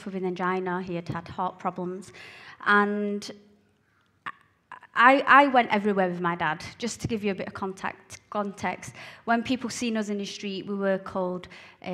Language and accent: English; Blantyre, Scotland, United Kingdom; I was born in a little village called Blantyre in Scotland, just outside of Glasgow